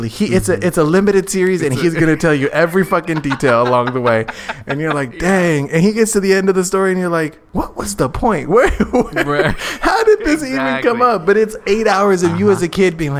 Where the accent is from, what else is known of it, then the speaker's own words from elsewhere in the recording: Arizona, United States; I grew up in Arizona